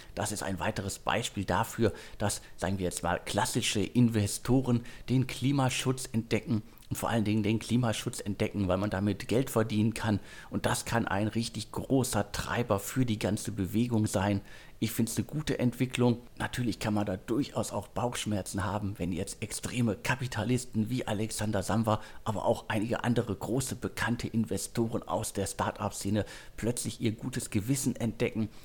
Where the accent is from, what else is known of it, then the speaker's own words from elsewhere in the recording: Ruhr area, North Rhine-Westphalia, Germany; meine Heimat, das Ruhrgebiet